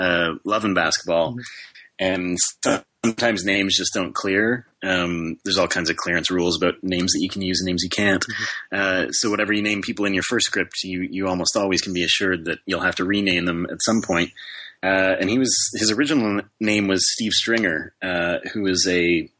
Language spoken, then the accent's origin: English; Canada; moved away as an adult; I am actually a Canadian citizen